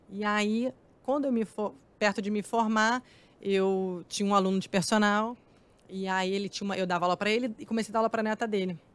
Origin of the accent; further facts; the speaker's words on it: Rio de Janeiro, Brazil; como eu venho de Campo pesado. Grande, eu morava em casa, né?